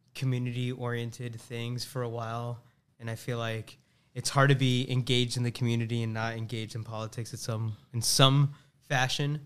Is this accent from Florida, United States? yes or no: yes; Tampa, Florida, United States; also born or lived in Boston; Born and raised in Tampa